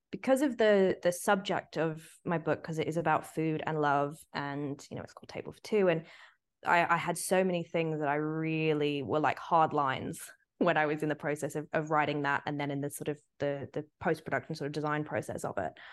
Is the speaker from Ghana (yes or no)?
no; Sydney, New South Wales, Australia; moved away as an adult; also born or lived in Singapore; now in London, United Kingdom; I moved to London when I was 18 from Sydney and was so homesick.